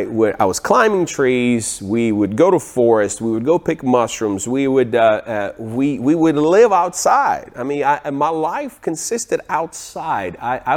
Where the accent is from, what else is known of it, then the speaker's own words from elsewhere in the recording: Ukraine; Now, I was born in 1982 in Ukraine. I lived on the farm.